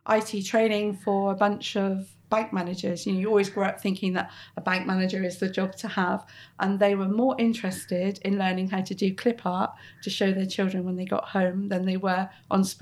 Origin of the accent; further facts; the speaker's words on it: Plymouth, South West England, United Kingdom; moved away as an adult; also born or lived in Bristol; now in Plymouth, United Kingdom; So I grew up in Plymouth, uh, very much part of a middle class family.